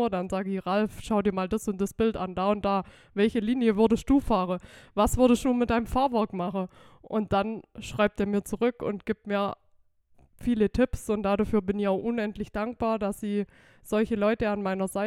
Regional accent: Amtzell, Baden-Württemberg, Germany; Genau, ich bin aus Amzell

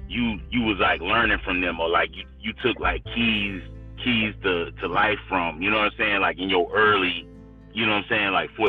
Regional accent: the South, United States; I'm from the South

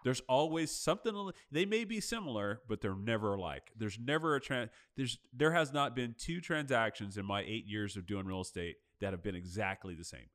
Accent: Los Angeles, California, United States; moved away; I'm from L A. I still have family in L

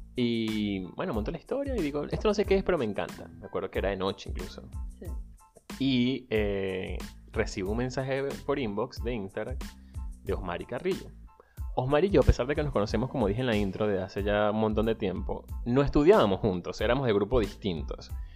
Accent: Venezuela; moved away; soy venezolano, emigrante, ciudadano del mundo

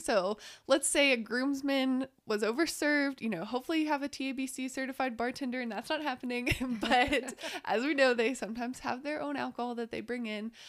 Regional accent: Waco, Texas, United States; moved away as an adult; now in Lubbock, United States; I'm originally from Waco. I moved here, like a lot of people, to go to tech and fell in love with Lubbock

